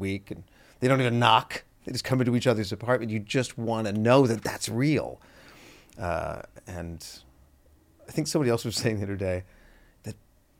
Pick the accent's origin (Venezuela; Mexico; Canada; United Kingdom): Canada; now in United States; We are nice. To your face.